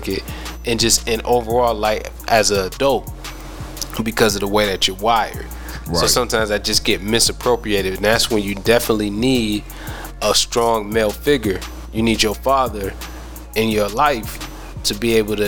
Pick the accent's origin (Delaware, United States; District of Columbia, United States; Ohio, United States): Ohio, United States; moved away; I'm originally from Ohio